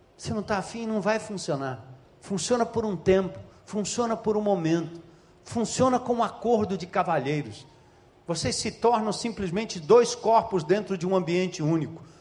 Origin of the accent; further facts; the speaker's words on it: São Paulo, Brazil; Nascido e criado na Zona Norte de São Paulo, filho de nordestino